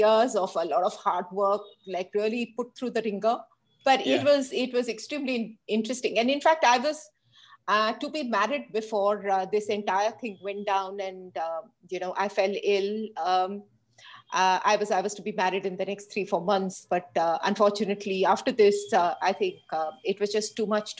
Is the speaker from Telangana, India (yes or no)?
yes; Hyderabad, Telangana, India; I grew up in Hyderabad with my parents and a younger sister who's 4 years younger than I am